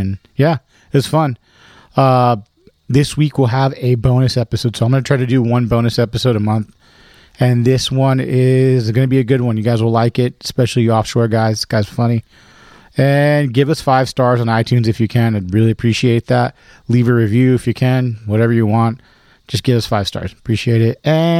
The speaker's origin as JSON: {"language": "English", "town": "Hesperia", "region": "California", "country": "United States", "said": "I'm from Hesperia, dude."}